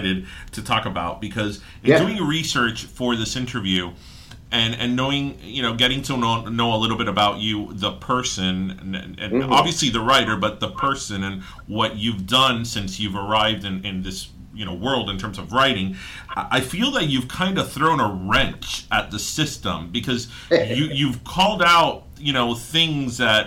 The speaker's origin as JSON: {"language": "English", "country": "United States", "tie": "born or raised there", "said": "we're American because we were either born or raised here"}